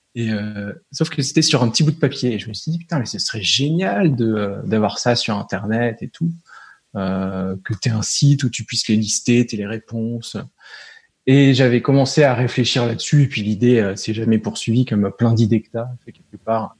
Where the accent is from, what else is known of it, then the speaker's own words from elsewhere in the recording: Nancy, Grand Est, France; on est du nord-est à Nancy